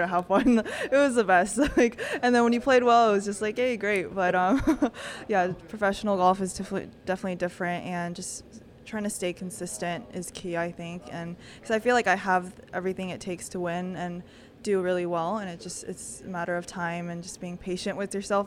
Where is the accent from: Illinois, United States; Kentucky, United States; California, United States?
California, United States; moved away as an adult; now in Texas, United States; coming back, um, to my home state. Like, I love California.